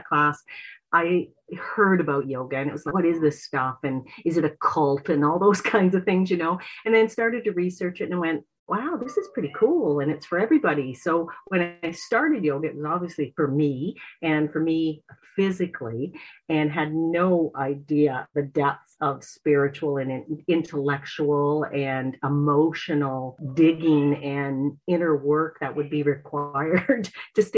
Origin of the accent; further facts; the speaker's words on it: Port Stanley, Ontario, Canada; moved away as an adult; now in Prince Edward Island, Canada; I'm from Port Stanley, Ontario.